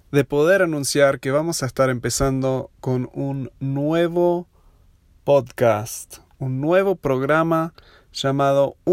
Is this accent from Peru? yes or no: no; Buenos Aires, Argentina; also born or lived in United States / Uruguay; now in Aguascalientes, Mexico; Si notaste mi acento es medio raro, yo soy de los Estados Unidos, pero me crié en Buenos Aires, viví ahí 16 uh, años. Luego 10 años en Estados Unidos haciendo mis estudios y trabajando un tiempo y otros 6 en Uruguay